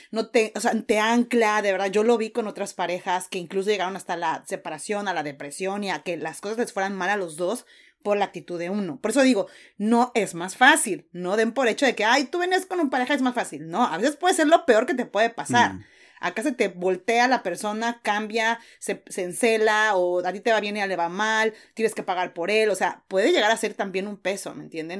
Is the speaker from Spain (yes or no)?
no; Mexico; moved away as an adult; now in New Zealand; como mexicana o latina